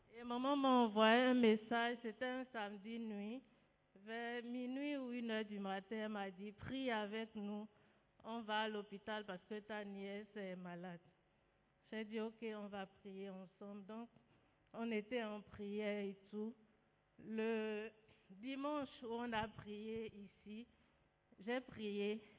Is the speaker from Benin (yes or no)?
yes; Benin; moved away; Je suis béninoise